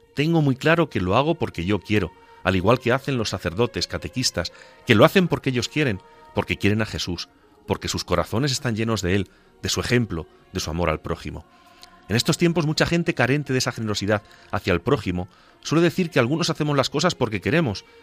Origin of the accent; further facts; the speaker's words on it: Agudo, Castilla-La Mancha, Spain; mi pueblo de Agudo.